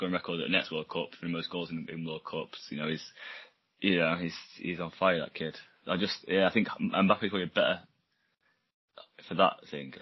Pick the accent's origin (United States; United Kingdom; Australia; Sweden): United Kingdom; England; I'm English